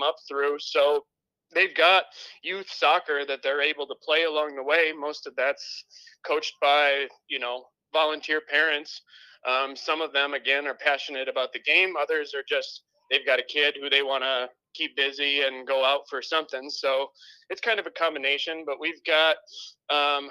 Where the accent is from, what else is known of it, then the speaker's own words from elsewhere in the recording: Wisconsin, United States; moved away; I'm actually from Wisconsin originally, so I'm an out-of-towner